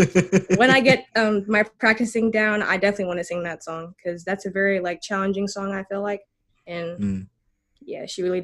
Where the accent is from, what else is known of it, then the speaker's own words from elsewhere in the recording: Gambia; I was charting in Gambia. Like, that's my home country.